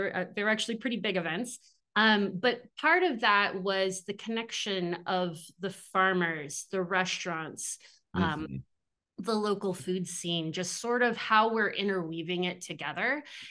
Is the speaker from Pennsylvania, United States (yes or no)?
no; Tri-Cities, Washington, United States; moved away as an adult; also born or lived in San Luis Obispo, California; I grew up in Eastern Washington, in the Tri Cities, and my parents were avid gardeners.